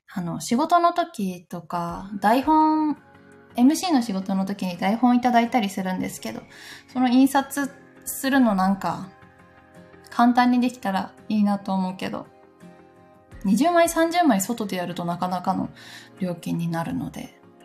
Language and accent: Japanese; Gifu, Japan; moved away; 私の出身地、 岐阜県